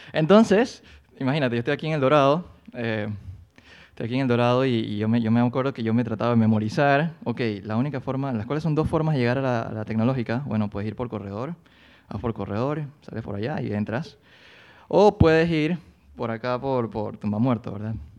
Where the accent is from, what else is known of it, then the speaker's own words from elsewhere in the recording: Colón, Panama; moved away as an adult; now in Panama City, Panama; yo soy de Colón, entonces yo me mudé a Panamá a los 18 años